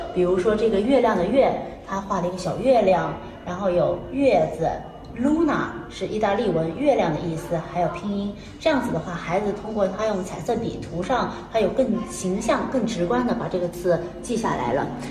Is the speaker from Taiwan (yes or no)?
no; China; moved away as an adult; now in Padua, Italy; 我们中国人